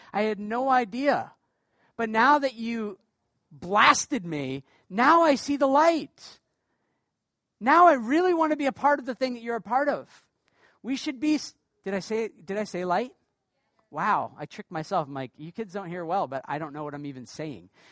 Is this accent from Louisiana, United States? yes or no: no; Portland, Maine, United States; now in Canada; I'm from the state of Maine